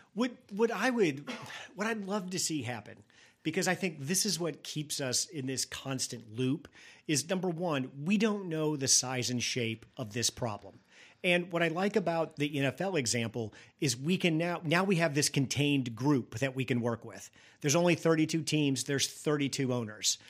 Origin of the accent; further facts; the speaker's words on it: rural Illinois, United States; I grew up in a small town in rural Illinois